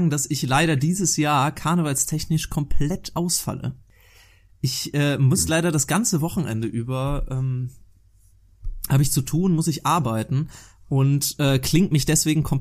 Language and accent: German; Cologne, North Rhine-Westphalia, Germany; Ja, wir wissen ja beide, Daniel und ich, wir sind, wir sind echte Kölsche Jungs.